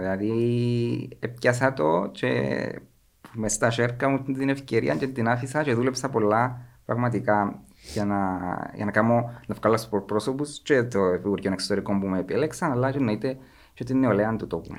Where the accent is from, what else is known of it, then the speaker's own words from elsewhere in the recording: Kormakitis, Cyprus; Είμαι από τον Κορμαγίτη ένα από τα πιο όμορφα, δεν θα πω το πιο όμορφο για να μην είμαι πολλά κλεισέ, ένα από τα πιο όμορφα χωριά της Κύπρου